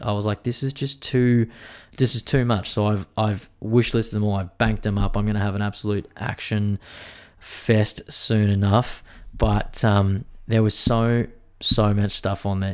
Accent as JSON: {"language": "English", "region": "Queensland", "country": "Australia", "said": "as a Queenslander"}